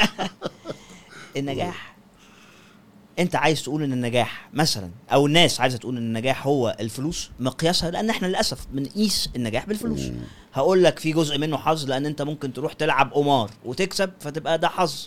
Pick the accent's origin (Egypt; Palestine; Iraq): Egypt; إحنا نفسنا كمصريين